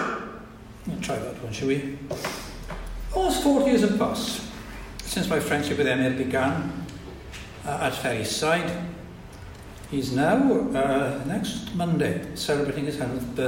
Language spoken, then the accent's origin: English; Welsh, Wales, United Kingdom; us all as the Welsh people